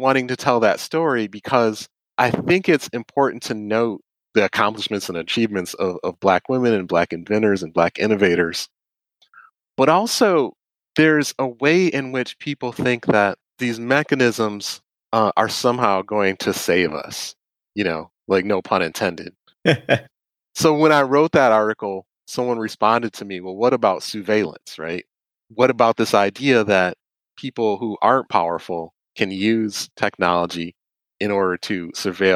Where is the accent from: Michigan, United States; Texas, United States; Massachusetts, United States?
Michigan, United States; Detroit; I grew up in Detroit